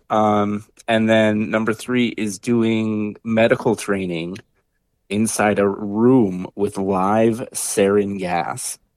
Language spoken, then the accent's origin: English; Bemidji, Minnesota, United States; born and raised in Bemidji, Minnesota, you know, out in the woods